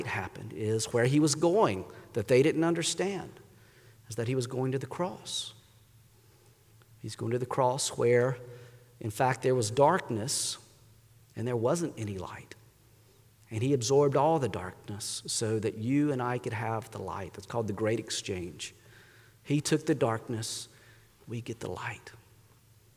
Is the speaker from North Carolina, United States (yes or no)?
yes; North Carolina, United States; moved away as an adult; also born or lived in Pittsburgh; I grew up in North Carolina